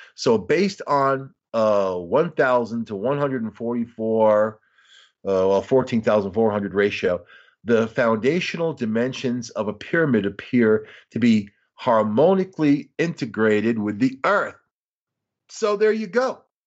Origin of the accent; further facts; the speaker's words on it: Long Island, New York, United States; I'm from Long Island